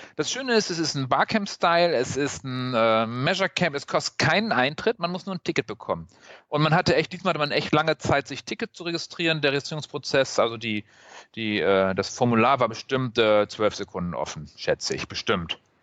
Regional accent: Northern Germany, Germany; now in Cologne, Germany; ich als Norddeutscher

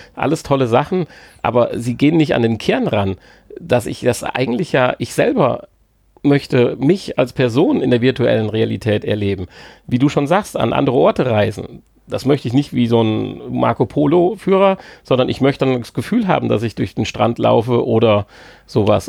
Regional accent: Germany; als Deutscher

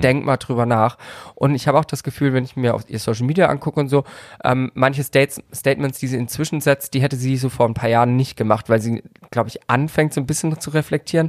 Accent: Karlsruhe, Baden-Württemberg, Germany; Ich komme aus Karlsruhe

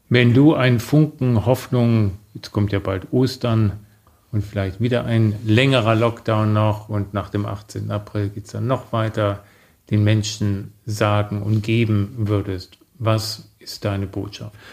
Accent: Germany; als Deutsche

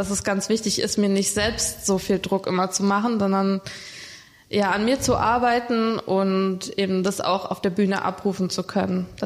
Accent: Brandenburg, Germany; now in Heidelberg, Germany; habe dann meine Heimat in Brandenburg verlassen, bin dann nach Heidelberg gezogen

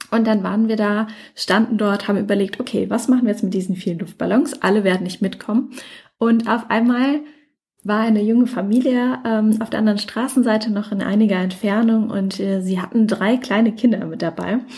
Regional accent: Mannheim, Baden-Württemberg, Germany; Ich komme ja ursprünglich aus Mannheim.

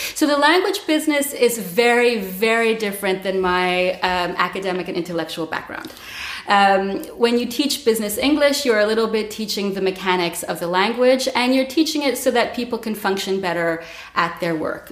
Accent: Montreal, Quebec, Canada; moved away as an adult; now in Berlin, Germany; I'm from Montreal. I've been in Berlin for 14 years.

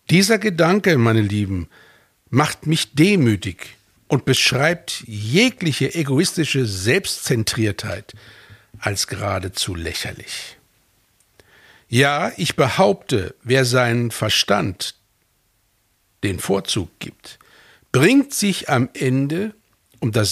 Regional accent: Fulda, Hesse, Germany; born there; also born or lived in Norway / United States; Denn ich bin in Deutschland geboren. So. Und jetzt? Jetzt sollte ich es mir aussuchen. Norwegen, Stavanger, Louisiana, New Orleans, Hessen, Fulda.

